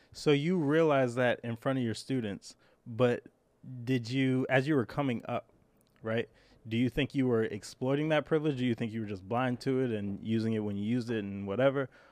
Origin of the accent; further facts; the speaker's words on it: New York City, New York, United States; I grew up in Brooklyn